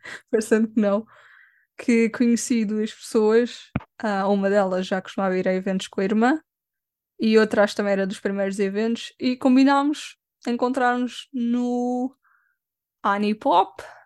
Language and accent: Portuguese; Lisbon, Portugal; Sou de Lisboa.